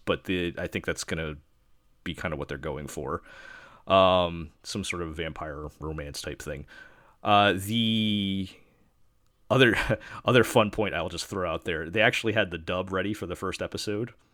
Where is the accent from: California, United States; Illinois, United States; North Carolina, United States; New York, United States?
New York, United States; I'm from New York